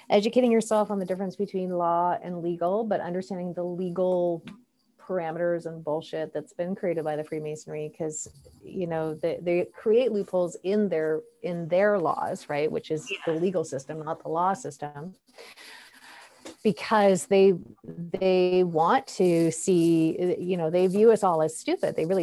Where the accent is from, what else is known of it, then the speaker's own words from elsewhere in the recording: Canada; As a Canadian citizen and a Canadian passport holder